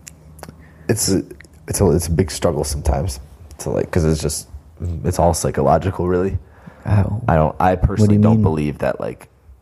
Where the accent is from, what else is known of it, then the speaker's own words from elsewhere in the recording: Canandaigua, New York, United States; also born or lived in Virginia; I'm from Canandaigua